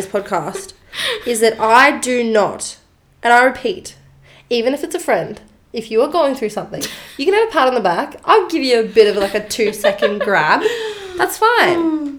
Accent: Melbourne, Victoria, Australia; now in Sydney, Australia; I'm from Melbourne.

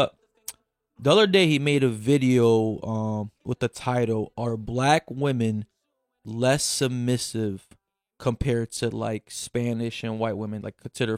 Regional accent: Brazil; Like, I'm from Brazil, there's a different breed of Black women there, right?

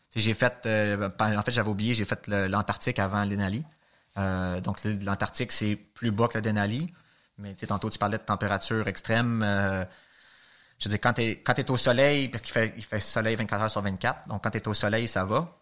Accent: Montreal, Quebec, Canada; de Montréal

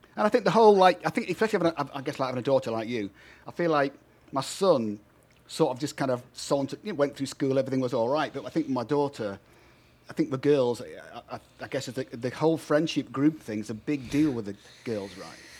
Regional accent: United Kingdom; now in United States; I'm a Brit

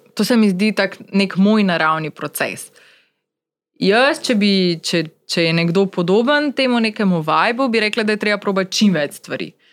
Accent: Maribor, Drava, Slovenia; Takrat je bila seveda moja možnost živela samo v Mariboru, ker sem pač Mariborčanka

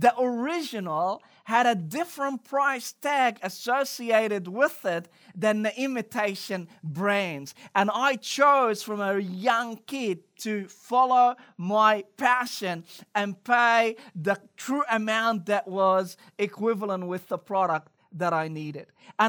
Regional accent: Cairo, Cairo Governorate, Egypt; English is a second language; I don't know about you, but growing up in Cairo, Egypt, we had a lot of imitation brand, particularly in the fashion industry.

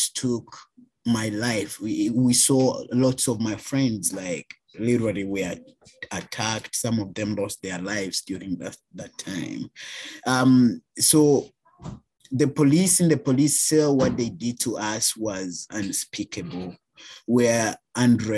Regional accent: Uganda; moved away as an adult; now in Canada; Black trans man from Uganda, born and raised in Uganda, migrated to Canada 2016, August.

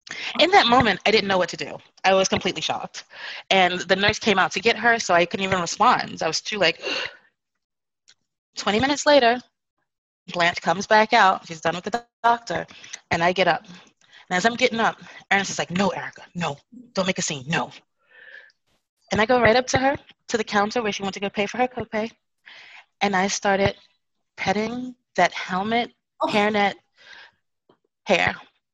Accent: Bradford, Yorkshire and the Humber, United Kingdom; Well, actually, I'm from Bradford, which is in Yorkshire, England. It's further north.

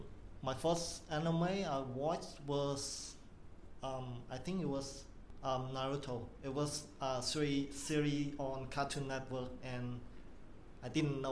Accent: Cambodia; moved away as an adult; now in Sydney, Australia; I'm from Cambodia.

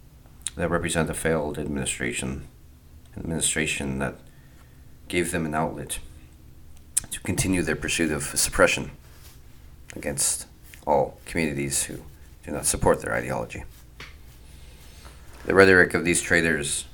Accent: United States; us as the American people

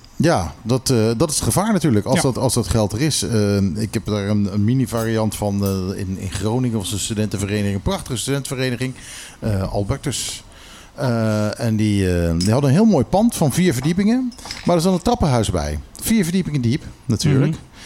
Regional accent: Curaçao; ik zat op Curaçao school

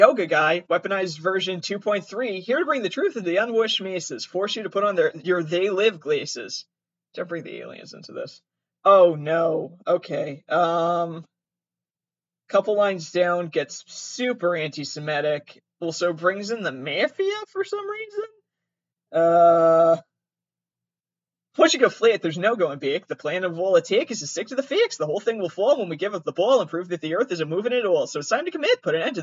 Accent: Massachusetts, United States; accent: Boston Italian; I'm from Massachusetts

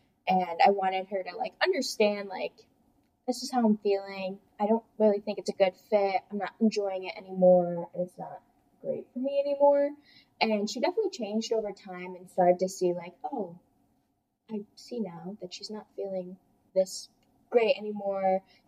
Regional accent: Hamburg, New York, United States

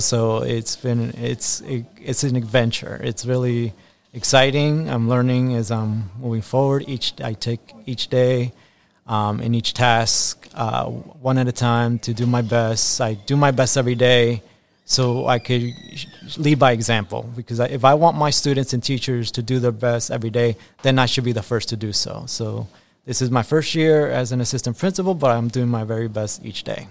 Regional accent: Tampa, Florida, United States; English is a second language; also born or lived in Guayaquil, Ecuador; I was born in Guayaquil, Ecuador, and then I came to the United States at age five and grew up in the United States and specifically in Tampa, Florida

